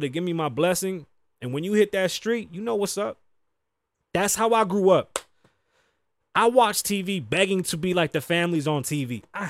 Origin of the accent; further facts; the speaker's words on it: New York, United States; now in Las Vegas, United States; And I'm from New York. Shit was lit. I got shot out there.